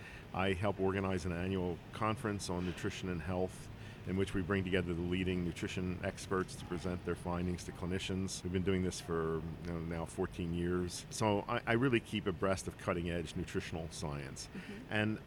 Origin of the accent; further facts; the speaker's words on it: Philadelphia, Pennsylvania, United States; I grew up in Philadelphia in a row house.